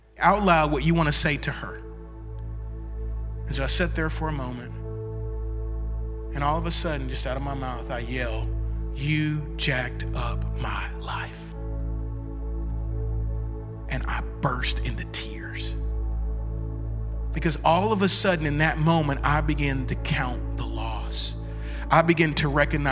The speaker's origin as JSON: {"language": "English", "region": "the Bible Belt", "country": "United States", "tie": "born or raised there", "said": "I grew up in the Bible Belt"}